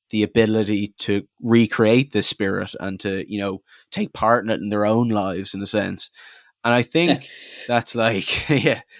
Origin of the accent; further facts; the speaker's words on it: Ireland; But that spirit of the place, that kind of whatever you'd call it about being Irish and about like whenever you go overseas, people have all these associations with you.